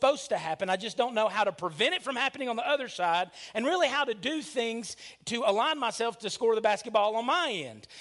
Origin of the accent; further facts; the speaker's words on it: Lickskillet, Alabama, United States; when I grew up in Lickskillet, Alabama